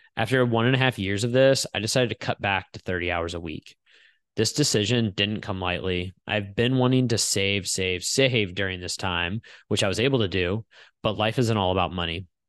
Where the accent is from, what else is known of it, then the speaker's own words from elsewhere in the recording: St. Louis, Missouri, United States; Saint Louis was my hometown